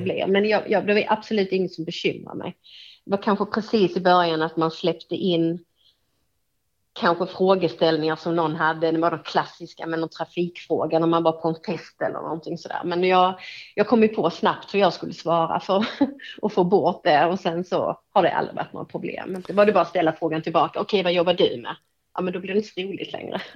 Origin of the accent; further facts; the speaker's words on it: Hässleholm, Skåne, Sweden; Det är min hemstad.